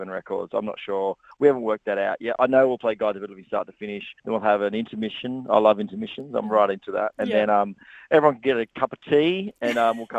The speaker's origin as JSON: {"language": "English", "country": "Australia", "tie": "born or raised there", "said": "I'm from regional Australia, so you guys are my peoples. I grew up in a small town"}